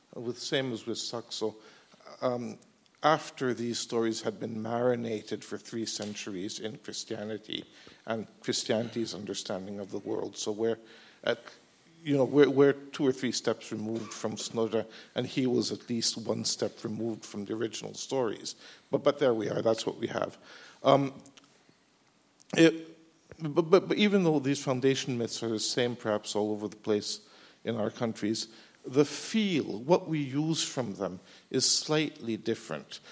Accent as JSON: {"language": "English", "country": "Norway", "said": "I come from Norway."}